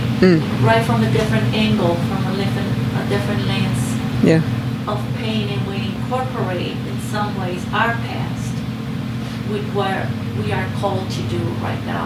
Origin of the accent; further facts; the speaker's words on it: Chicago, Illinois, United States; also born or lived in Mexico; I grew up in this area, more on Cortez and Ashland, which it was a horrible street